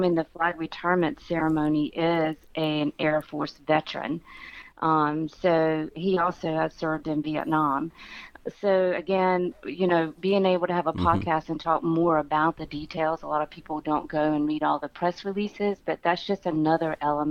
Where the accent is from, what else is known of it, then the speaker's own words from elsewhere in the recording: New Bern, North Carolina, United States; now in Southport, United States; I am from New Bern, but have been living in Southport for 24 years